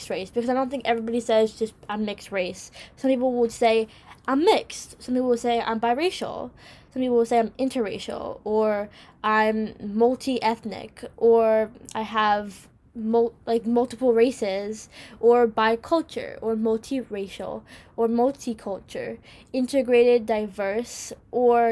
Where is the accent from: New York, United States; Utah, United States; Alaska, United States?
New York, United States; America. I'm from here. I live here